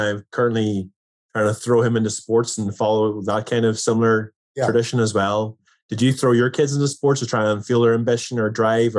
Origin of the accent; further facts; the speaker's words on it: Ireland; moved away; I'm Irish. Like many Irish people, I've lived abroad